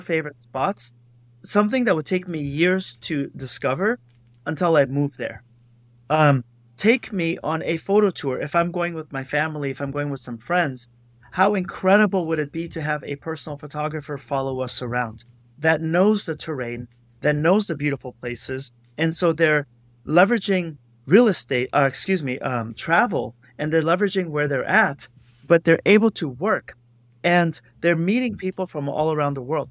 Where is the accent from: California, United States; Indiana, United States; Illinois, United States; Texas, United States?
California, United States; Los Angeles; I am from Los Angeles